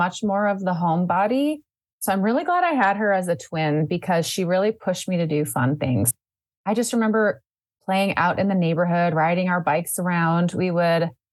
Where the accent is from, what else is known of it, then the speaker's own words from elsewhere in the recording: St. Paul, Minnesota, United States; also born or lived in Morocco; I grew up in the Twin Cities. I was actually born in Minneapolis, but I'm a St. Paul, Minnesota girl